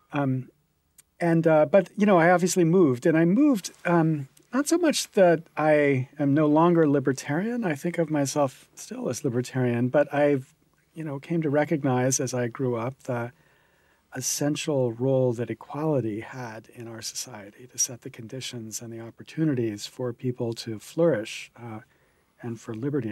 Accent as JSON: {"language": "English", "town": "Williamsport", "region": "Pennsylvania", "country": "United States", "tie": "born or raised there", "said": "I grew up in Williamsport, Pennsylvania"}